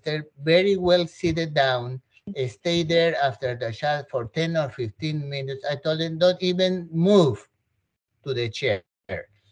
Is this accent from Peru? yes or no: yes; Peru; moved away; I'm from South America, I'm from Peru